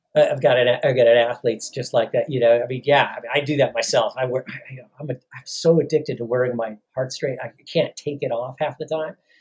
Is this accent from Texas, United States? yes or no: no; Chicago, Illinois, United States; moved away; I'm from the Chicago area